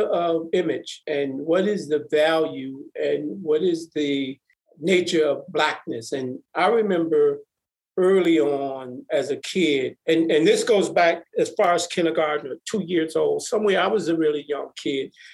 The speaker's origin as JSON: {"language": "English", "town": "Milwaukee", "region": "Wisconsin", "country": "United States", "tie": "born or raised there", "said": "I grew up in Milwaukee, three brothers and a sister."}